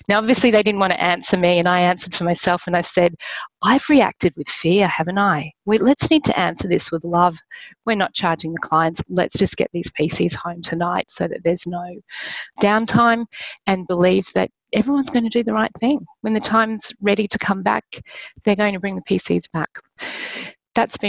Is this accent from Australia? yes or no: yes; Australia; moved away as an adult; now in Philippines; I'm Australian